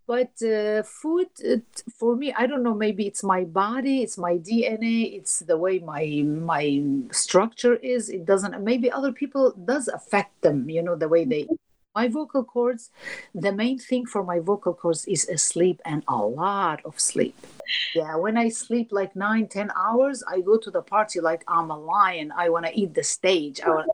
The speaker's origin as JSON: {"language": "English", "country": "Turkey", "said": "I am from Turkey."}